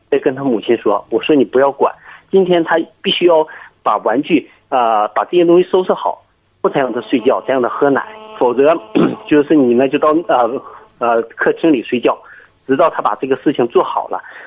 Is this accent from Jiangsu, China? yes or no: yes; Kunshan, Jiangsu, China; 我是江苏昆山的